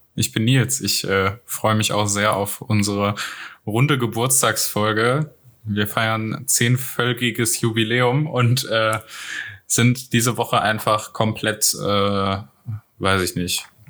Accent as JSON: {"language": "German", "region": "North Rhine-Westphalia", "country": "Germany", "said": "ich bin ja aus NRW, von daher, äh, ich bin auch aus einer der am stärksten betroffenen Städte"}